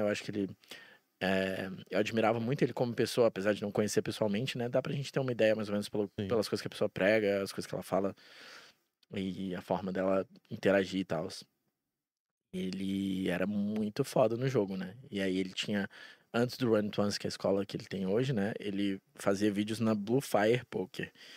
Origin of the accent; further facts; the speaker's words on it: Brasília, Federal District, Brazil; moved away as an adult; now in Curitiba, Brazil; Eu nasci em Brasília e daí com um ano a gente se mudou e tal, por causa do trabalho do meu pai e tal. Aí a gente voltou quando eu tinha oito. E aí eu fiquei lá até os meus 27.